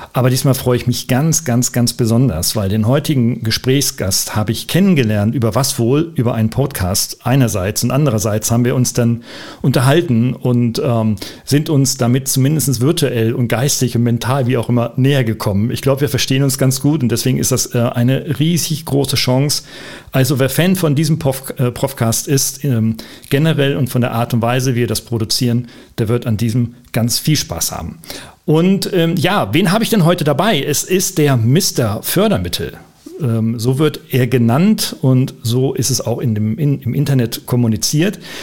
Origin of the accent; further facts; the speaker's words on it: Oldenburg, Lower Saxony, Germany; da wir beide Norddeutsche sind, du in Hamburg und ich, ja. aus, ich aus Ollenburg